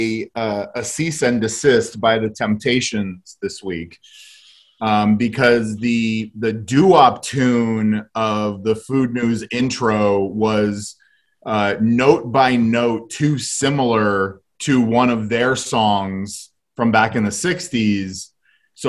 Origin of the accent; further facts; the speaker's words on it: Buffalo, New York, United States; moved away; also born or lived in Boston; I just came from Buffalo, and I want one of my hometown favorites